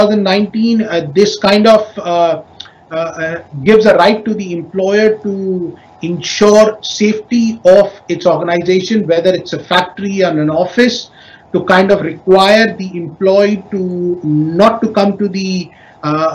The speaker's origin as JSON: {"language": "English", "country": "India", "moved": "yes", "lives_now": "Indonesia", "said": "my home country in India"}